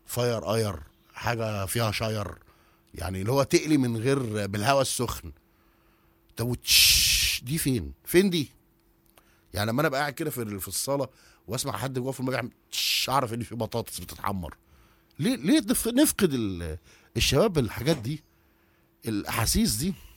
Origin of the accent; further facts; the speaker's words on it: Egypt; عندنا في مصر